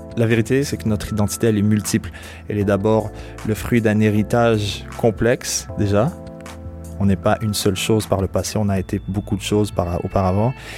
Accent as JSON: {"language": "French", "town": "Montreal", "region": "Quebec", "country": "Canada", "said": "Je suis québécois quand je suis au Québec"}